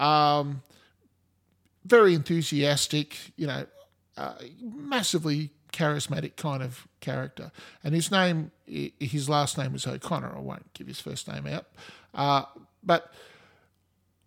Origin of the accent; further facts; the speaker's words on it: Australia; I'm Australian